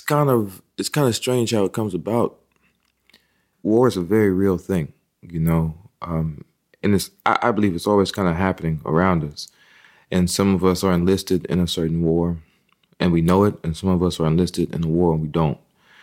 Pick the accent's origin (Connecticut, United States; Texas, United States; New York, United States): Texas, United States; also born or lived in California; that also came from being, you know, raised in the Methodist and the Baptist church and also just being a Texan. You know, though we were based in California for a while, both my parents are of Texas birth, you know.